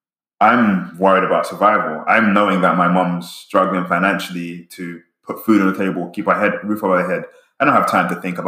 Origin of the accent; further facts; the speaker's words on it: England, United Kingdom; now in United States; I grew up in England and have like my childhood friends I loved to death.